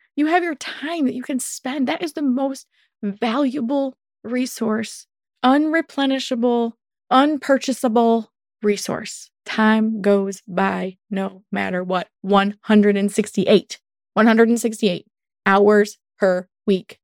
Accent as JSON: {"language": "English", "country": "United States", "said": "Welcome to being American."}